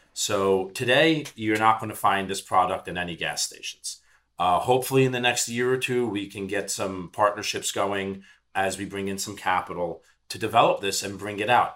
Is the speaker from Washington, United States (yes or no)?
no; New York City, New York, United States; I'm a New York City guy. I was born and bred in Manhattan